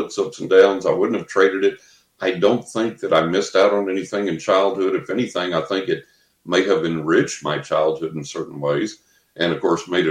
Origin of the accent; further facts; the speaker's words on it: West Texas, United States; growing up in West Texas, you know, the lower part of the Bible Belt